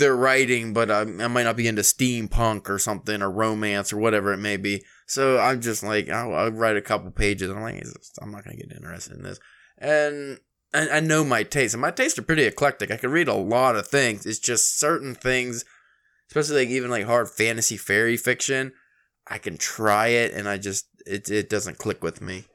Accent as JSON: {"language": "English", "region": "Pennsylvania", "country": "United States", "said": "we're from Pennsylvania."}